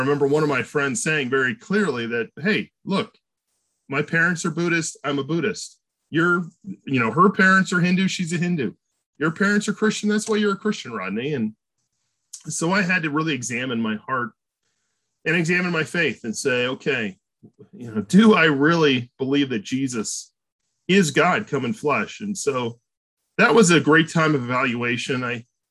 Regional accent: Burbank, California, United States; I grew up at Grace Church. At 6 months old, I started going to Grace. So I was born in Burbank, California

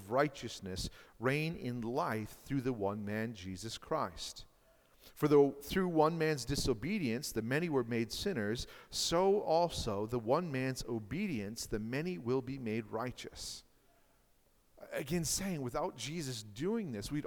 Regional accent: Marshfield, Wisconsin, United States; I grew up in Marshfield, Wisconsin, which is about 18,000 to 20,000 people.

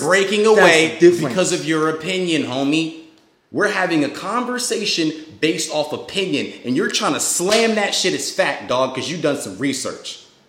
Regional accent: United States; I was born here. I was created here. My fucking ancestors were here. I am American.

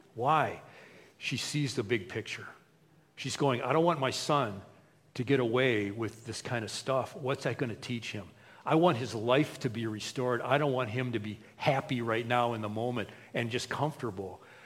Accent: United States; We, as American Christians, many times, like me, I grew up in a Christian household.

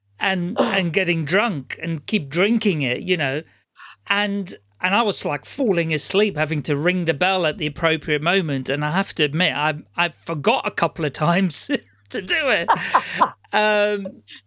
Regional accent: Amsterdam, North Holland, Netherlands; moved away; I was brought up Catholic in Amsterdam

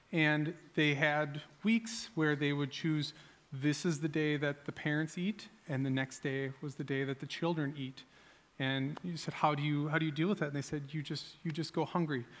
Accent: United States; as an American

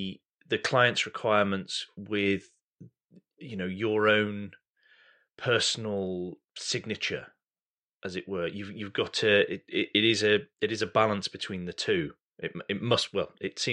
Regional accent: United Kingdom; I'm British

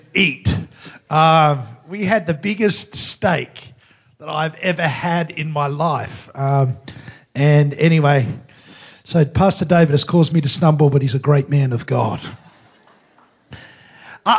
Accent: Australia; I come from Australia, which is pretty much Asia

